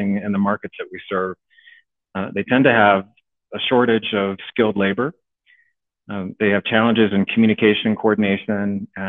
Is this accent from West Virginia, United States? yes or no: yes; West Virginia, United States; moved away as an adult; now in Boulder, United States; So I'm from West Virginia originally